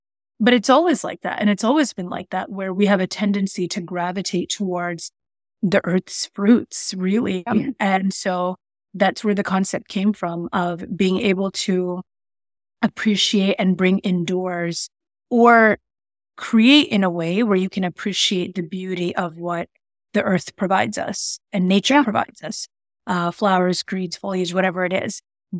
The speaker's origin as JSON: {"language": "English", "town": "Queens", "region": "New York", "country": "United States", "tie": "born or raised there", "also_born_or_lived": "Arizona / Minnesota / Connecticut / Maryland", "said": "I was born in Queens, New York. I've lived like all over Arizona, Minnesota, Connecticut, Maryland. I'm from here."}